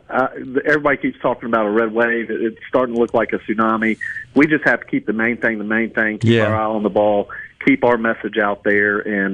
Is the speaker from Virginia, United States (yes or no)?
no; Mississippi, United States; Well, I'm a boy from South Mississippi, so it's not my kind of weather.